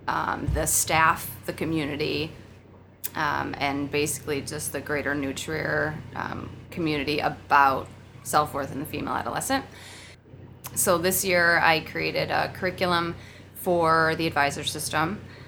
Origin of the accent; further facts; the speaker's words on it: Oak Lawn, Illinois, United States; No, I'm from the southwest side, like Oak Lawn area.